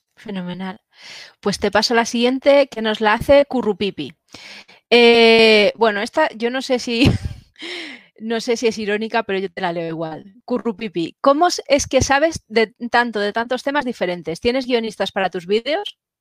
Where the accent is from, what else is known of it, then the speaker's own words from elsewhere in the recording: Spain; los españoles